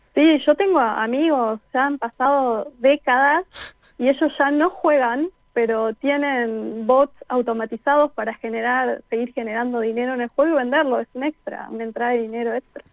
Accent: Neuquén, Argentina; moved away as an adult; now in France; no nací en Neuquén, pero viví en Neuquén a partir de los dos años. Así que prácticamente toda la vida.

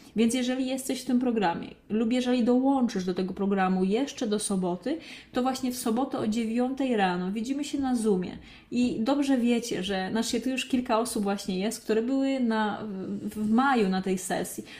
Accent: Krzykawa, Lesser Poland, Poland; also born or lived in Katowice; now in Warsaw, Poland; ja mieszkałam właśnie pod Olkuszem, pochodzę właśnie z takiej małej, pięknej miejscowości Krzykawa e, pod Olkuszem

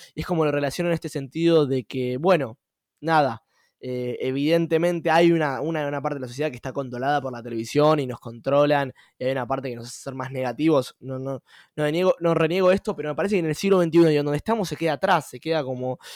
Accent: Argentina; nuestro país como Argentina

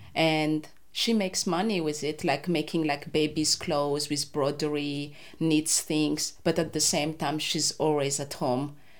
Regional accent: Madagascar; English is a second language; moved away as an adult; also born or lived in Antananarivo, Madagascar; now in Hobart, Australia; I grew up in Madagascar

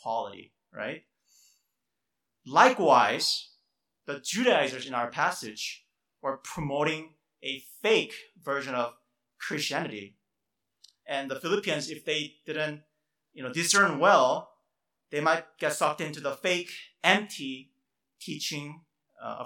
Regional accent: South Korea; moved away; I grew up in Korea in my childhood

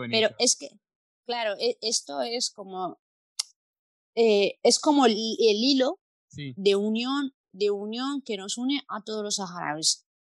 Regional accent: Palencia, Castile and León, Spain; now in Mallorca, Spain; somos un poco fríos la gente del norte de la península, de donde vengo yo, de Palencia.

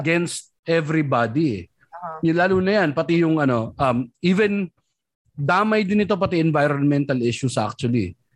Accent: Manila, Metro Manila, Philippines; Growing up in Tondo, pamatsuhan pa 'yan, pare

